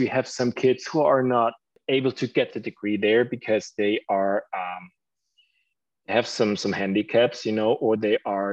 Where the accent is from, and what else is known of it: Germany; English is a second language